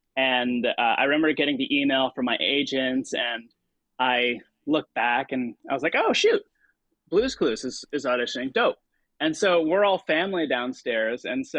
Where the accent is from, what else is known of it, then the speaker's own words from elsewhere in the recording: New Milford, New Jersey, United States; also born or lived in Philippines; She lived in Ridgewood and I lived in New Milford.